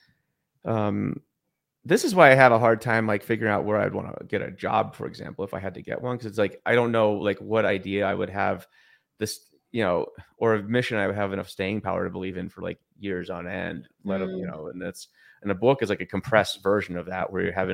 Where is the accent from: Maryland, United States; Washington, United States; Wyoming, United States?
Wyoming, United States; Lander; when I grew up in Lander, Wyoming